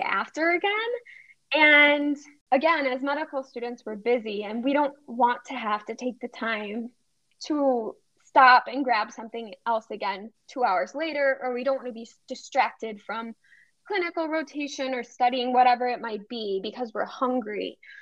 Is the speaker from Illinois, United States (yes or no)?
no; Cedarburg, Wisconsin, United States; moved away as an adult; also born or lived in St. Louis, Missouri; I grew up in Cedarburg outside of Milwaukee um, and then moved to St. Louis for six years